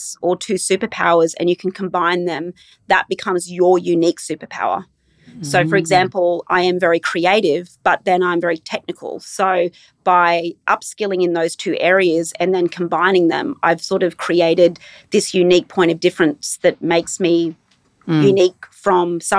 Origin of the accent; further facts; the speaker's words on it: Brisbane, Queensland, Australia; also born or lived in Inverell, New South Wales / Tamworth, New South Wales; we moved from Inverell when I was about 6 or 7 to Tamworth. And then from Tamworth, we came to Brisbane.